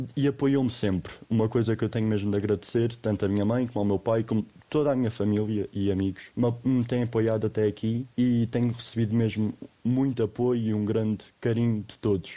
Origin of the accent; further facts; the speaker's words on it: Serpa, Alentejo, Portugal; moved away as an adult; now in Bolivia; eu vivo num monte, vivia, porque agora, mas vivia num monte em Serpa.